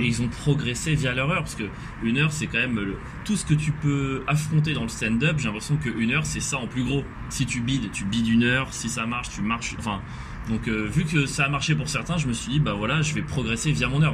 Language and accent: French; near Nice, Provence-Alpes-Côte d'Azur, France; moi, genre, sud-est, vraiment, pas très loin de l'Italie